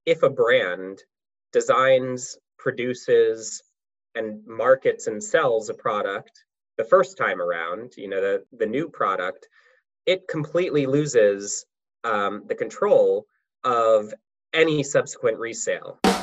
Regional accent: United States; I grew up outside of the DC area

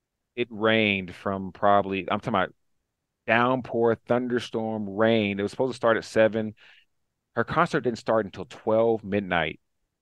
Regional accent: Nashville, Tennessee, United States; I'm from Nashville

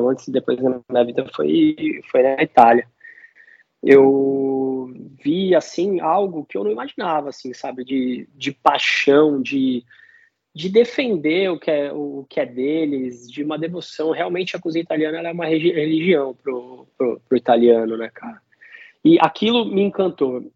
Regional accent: Santos, São Paulo, Brazil; also born or lived in New Zealand

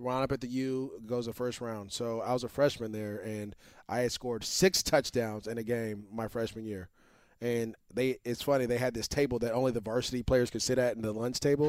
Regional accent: Antioch, California, United States; I grew up, we grew up in Antioch together

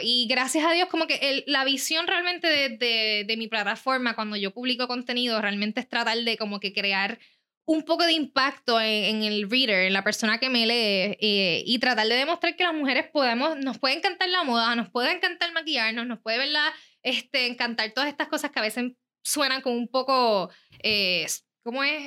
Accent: Rincón, Puerto Rico; yo soy de Rincón

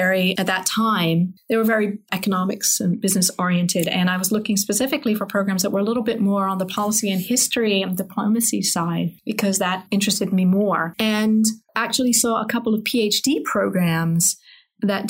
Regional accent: England, United Kingdom; moved away as an adult; I grew up in England, actually.

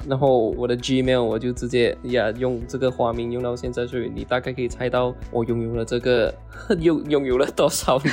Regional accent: Malaysia; now in Los Angeles, United States; 我是来自马来西亚的

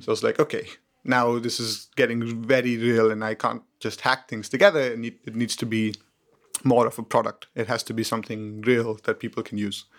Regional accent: Mumbai, Maharashtra, India; moved away as an adult; also born or lived in Cambridge, United Kingdom; I was born in India, in Mumbai. I studied there until I was eighteen years old.

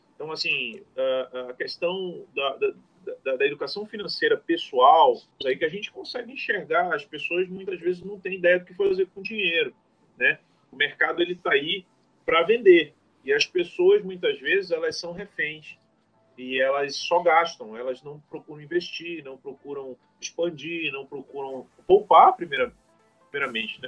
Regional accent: Amazonas, Brazil; como amazonense, como brasileiro

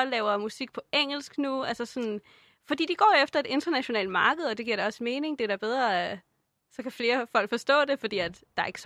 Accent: Denmark; jeg er dansker af nationalitet

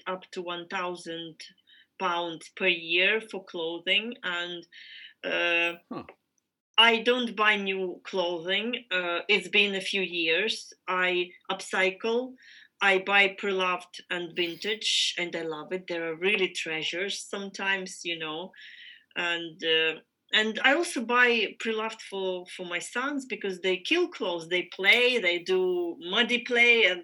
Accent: Ukraine; I am from Ukraine

